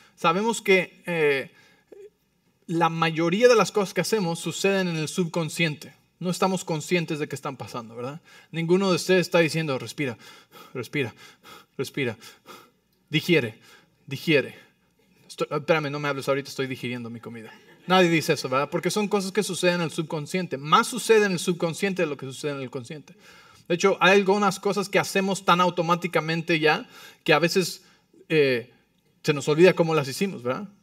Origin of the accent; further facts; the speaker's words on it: Mexico City, Mexico; como soy del DF, pues Así voy a hablar bien rápido